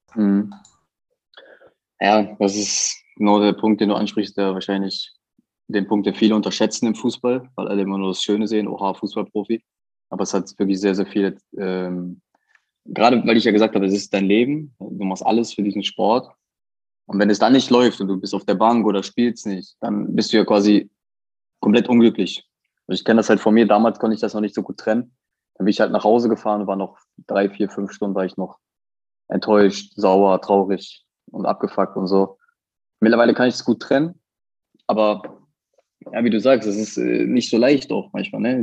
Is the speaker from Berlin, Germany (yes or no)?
no; Bottrop, North Rhine-Westphalia, Germany; moved away as an adult; meine Heimat. Ich habe da 18 Jahre gelebt